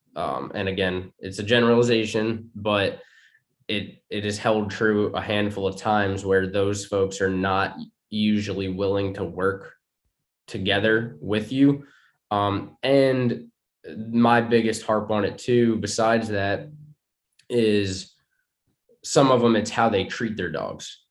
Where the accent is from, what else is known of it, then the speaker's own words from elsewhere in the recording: New York, United States; moved away as an adult; also born or lived in Long Island; now in Virginia, United States; growing up in New York